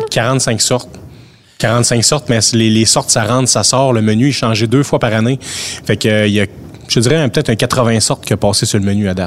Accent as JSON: {"language": "French", "town": "Amqui", "region": "Quebec", "country": "Canada", "tie": "born or raised there", "said": "je suis un natif d'Amkoui"}